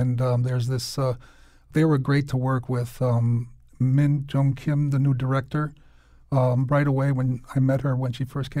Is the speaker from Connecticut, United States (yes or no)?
yes; New Britain, Connecticut, United States; also born or lived in Hartford; Yeah, I was actually born in Hartford, but then immediately we moved to New Britain.